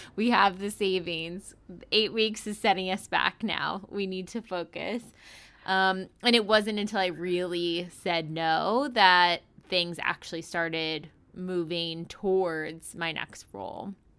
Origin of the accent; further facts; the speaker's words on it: East Coast, United States; also born or lived in Chicago / Pennsylvania; I'm from the East Coast originally